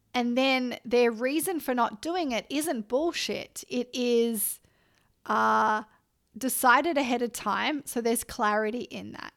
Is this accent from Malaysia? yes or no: no; Australia; I'm Australian